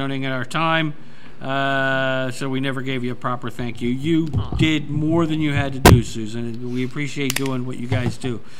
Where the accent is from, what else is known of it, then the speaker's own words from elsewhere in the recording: Millville, New Jersey, United States; I actually went to high school in Millville.